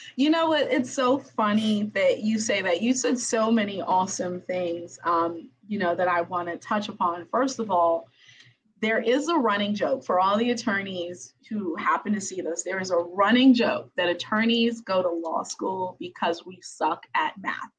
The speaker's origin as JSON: {"language": "English", "country": "Haiti", "said": "I am from Haiti"}